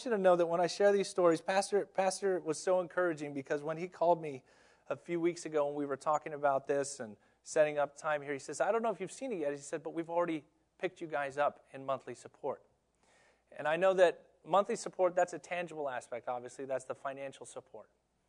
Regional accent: Tokyo, Japan; now in United States; I grew up in Tokyo, Japan, where literally, if you're late, the train is late more than 10 seconds, they get fined.

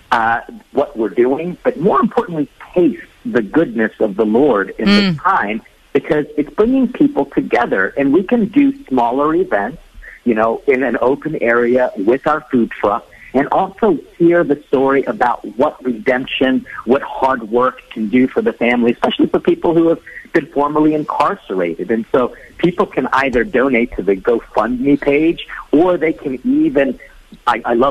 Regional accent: Philippines; being Filipino

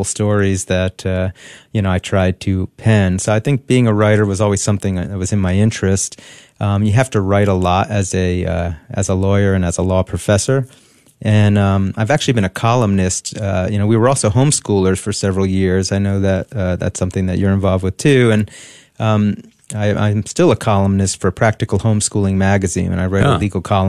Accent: New Jersey, United States; I grew up in New Jersey, Catholic family

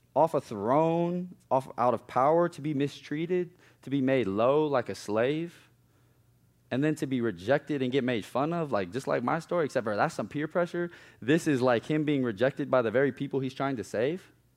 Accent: Omaha, Nebraska, United States; moved away as an adult; now in South Carolina, United States; growing up in East Omaha was not all bad

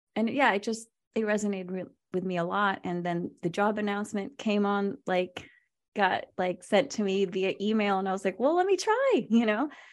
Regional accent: Virginia, United States; also born or lived in Philippines / Manila; I was born in the Philippines, and I was there till I was six before I immigrated to Virginia, where I grew up

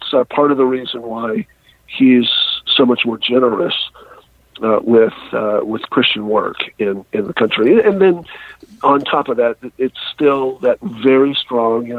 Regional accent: United States; As an American

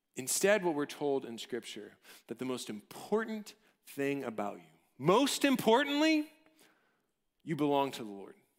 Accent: College Station, Texas, United States; I grew up in College Station

